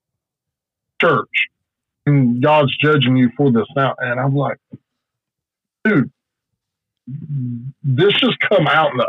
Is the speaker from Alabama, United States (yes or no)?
yes; South Alabama, United States; I'm from South Alabama. We have certain dialects of how we talk down here